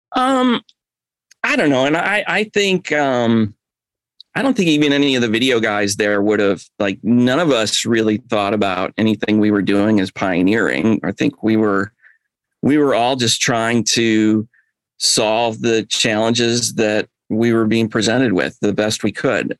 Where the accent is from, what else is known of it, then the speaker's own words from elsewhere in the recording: Chicago, Illinois, United States; now in Atlanta, United States; I moved down here from Chicago